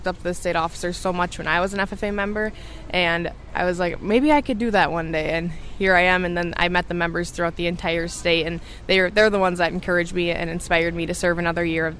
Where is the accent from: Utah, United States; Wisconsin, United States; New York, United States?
Wisconsin, United States; Mondovi; I grew up in Mondovi, Wisconsin. … I grew up on my family's beef farm, so we have beef cattle, and then we also raise Holstein and Angus cross steers.